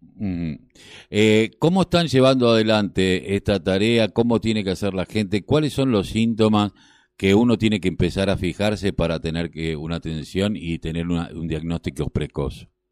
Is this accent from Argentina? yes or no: yes; Argentina